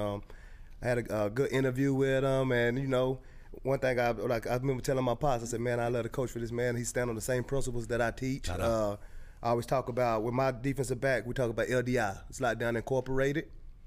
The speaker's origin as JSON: {"language": "English", "town": "Knoxville", "region": "Tennessee", "country": "United States", "also_born_or_lived": "Canada", "moved": "as an adult", "lives_now": "Midland, United States", "said": "I'm originally from Knoxville, Tennessee"}